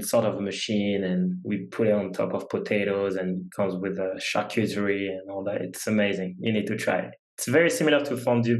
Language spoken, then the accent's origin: English; France; English is a second language; We've said I come from France, you know, whole different culture, whole different language.